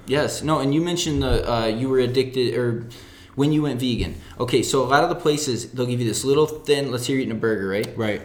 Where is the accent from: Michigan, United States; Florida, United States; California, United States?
Michigan, United States; right outside Detroit; moved away as an adult; now in El Paso, United States; I grew up in Michigan, right outside Detroit